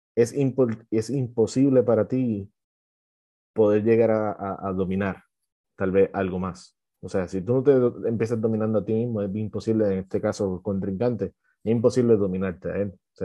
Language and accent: Spanish; Puerto Rico; yo soy de Puerto Rico